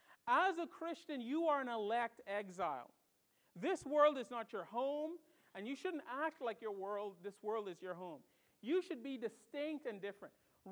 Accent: Bahamas; With their accent, and I'm from the Bahamas. I don't have much of an accent anymore.

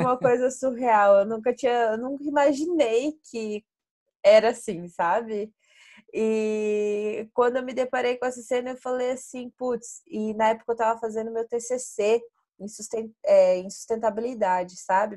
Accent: interior of Paraná, Brazil; first language Portuguese; eu sou do interior do Paraná

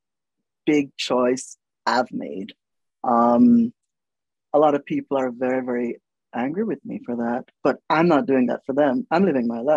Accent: Jamaica; moved away; also born or lived in New York / United Kingdom; the way I speak as a Jamaican

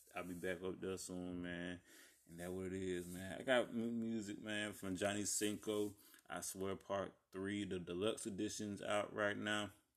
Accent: Columbus and Albany, Georgia, United States; y'all know I have ties to Columbus and Albany, both.

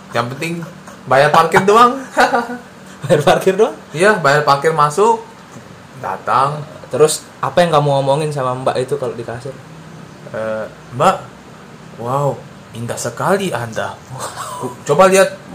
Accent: West Nusa Tenggara, Indonesia; accent: Sumbawa; Aida itu ya logat saya lah. Sumbawa.

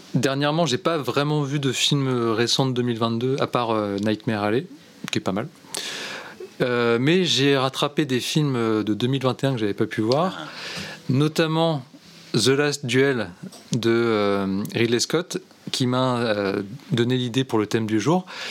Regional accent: France

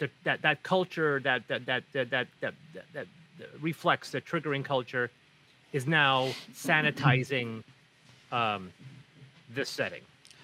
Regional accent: Azores, Portugal; And the funny thing is that I'm from the Azores, and the Azores are at least a couple tones darker than mainland Portugal.

